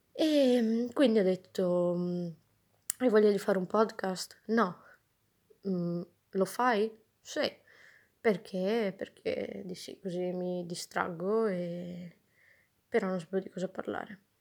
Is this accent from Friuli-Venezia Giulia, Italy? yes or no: yes; Pordenone, Friuli-Venezia Giulia, Italy; moved away; also born or lived in Trento; sono di Pordenone, nessuno sa dove sia